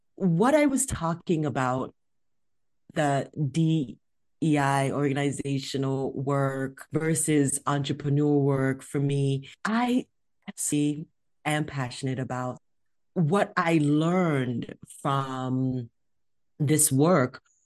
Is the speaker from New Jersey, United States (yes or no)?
no; California, United States; I'm from California